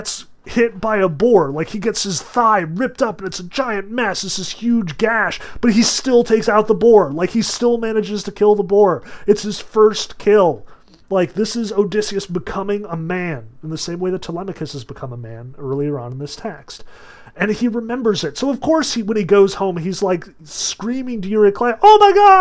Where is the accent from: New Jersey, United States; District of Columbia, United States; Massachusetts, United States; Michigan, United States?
New Jersey, United States; Sussex County; I grew up in Sussex County